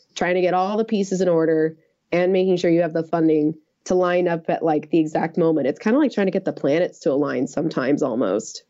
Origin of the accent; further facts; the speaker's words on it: United States; I'm an American